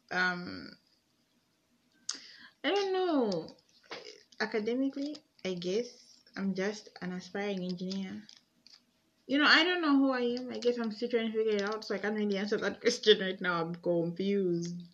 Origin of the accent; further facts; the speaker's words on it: Chalala, Zambia; And I'm from Lusa uh, I'm from Chalala initially.